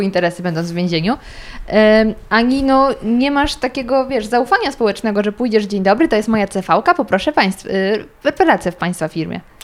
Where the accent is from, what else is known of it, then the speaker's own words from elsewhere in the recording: near Zgorzelec, Lower Silesian Voivodeship, Poland; jestem z Dolnego Śląska, okolice Zgorzelca